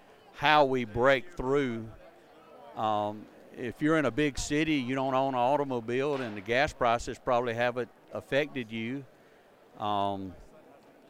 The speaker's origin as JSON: {"language": "English", "region": "Southwest Georgia", "country": "United States", "said": "I'm from Southwest Georgia"}